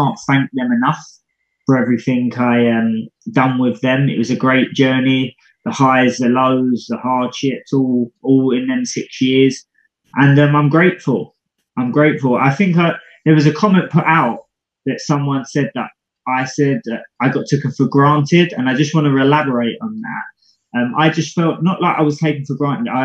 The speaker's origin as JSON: {"language": "English", "country": "United Kingdom", "said": "Being British"}